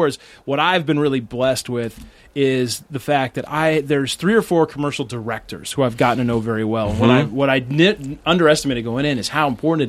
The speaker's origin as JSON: {"language": "English", "region": "Midwest", "country": "United States", "said": "I'm from the Midwest."}